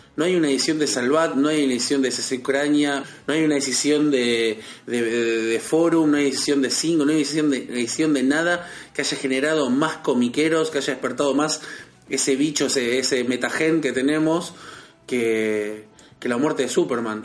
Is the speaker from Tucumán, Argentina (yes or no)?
no; Berazategui, Buenos Aires Province, Argentina; soy de Berazategui